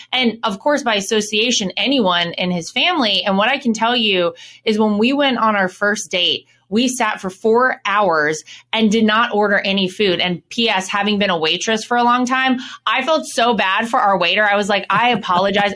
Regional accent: Wrightsville Beach, North Carolina, United States; moved away; Wrightsville Beach is kind of s, a small little island connected to Wilmington, and that's where I was born and raised

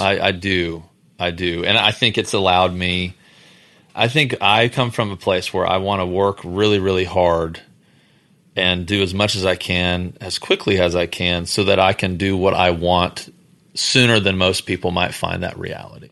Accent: Houston, Texas, United States; we're from Houston

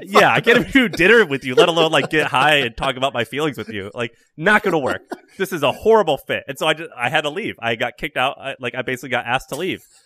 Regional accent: Missouri, United States; I'm from Missouri

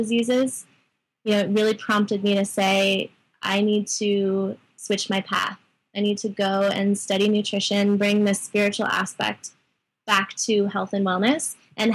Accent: Sedona, Arizona, United States; born or raised there

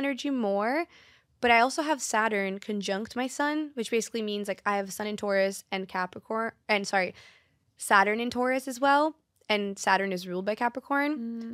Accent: Brazil; born or raised there; moved away

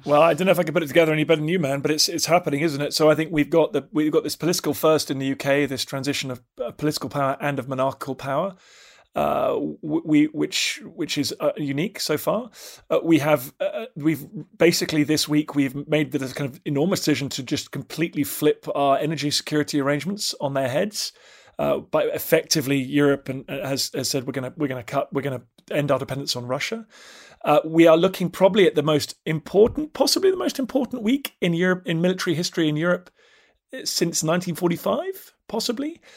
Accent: United Kingdom; I'm just British

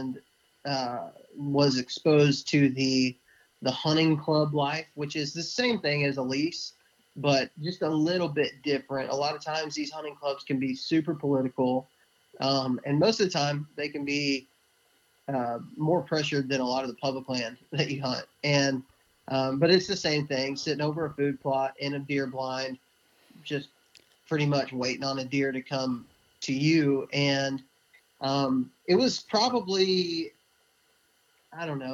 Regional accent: Midland, Texas, United States; moved away as an adult; now in northern Alabama, United States; I'm from far west Texas. I was raised in Midland, Texas, in the Permian Basin, and moved here to Alabama right out of high school

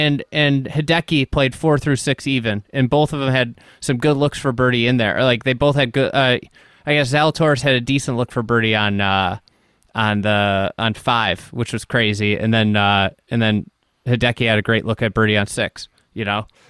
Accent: United States; as an American

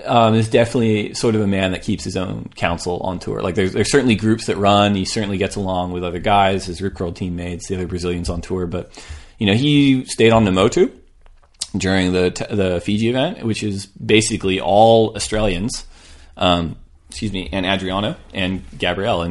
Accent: California, United States; I'm from California.

